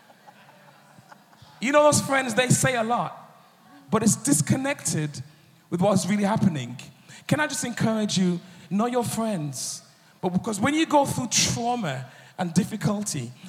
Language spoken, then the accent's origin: English; United Kingdom; I'm a producer from the United Kingdom.